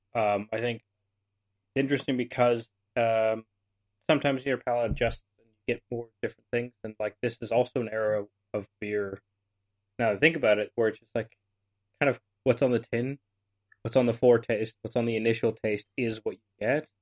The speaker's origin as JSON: {"language": "English", "country": "Canada", "said": "I'm Canadian"}